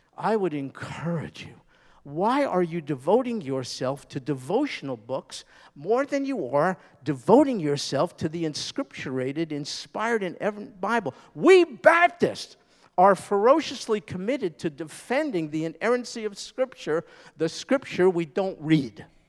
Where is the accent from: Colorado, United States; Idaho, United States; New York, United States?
New York, United States; I'm a New Yorker